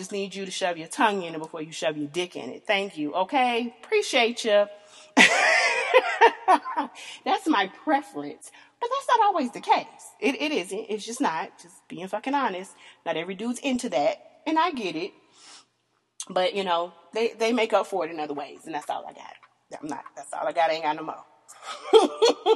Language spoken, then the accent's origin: English; the South, United States; I am born and raised in the South, country girl